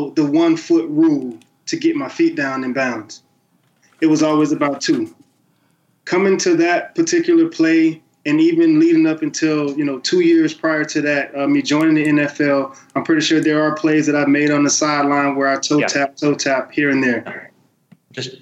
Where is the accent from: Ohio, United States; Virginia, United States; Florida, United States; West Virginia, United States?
Florida, United States; the Muck; the Muck, which is my hometown